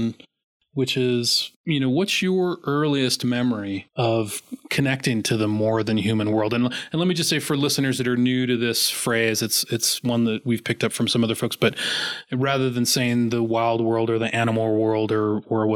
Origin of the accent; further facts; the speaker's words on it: Arizona, United States; I've grown up in the Southwest. I grew up in Arizona.